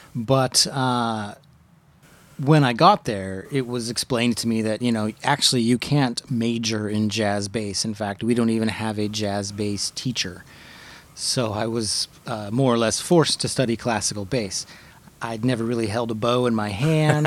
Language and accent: English; Riverside County, California, United States; now in San Diego, United States; I didn't grow up here in San Diego, although I did grow up in, in Riverside County